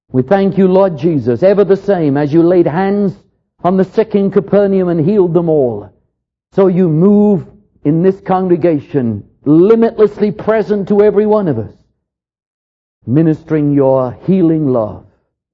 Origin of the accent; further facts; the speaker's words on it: England, United Kingdom; moved away; When I came over here from England, they introduced me to what I considered to be near suicide.